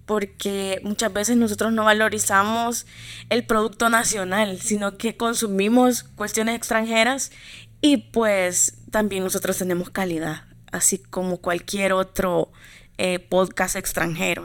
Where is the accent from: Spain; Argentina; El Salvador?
El Salvador; Santa Ana; soy de Santa Ana, allá nací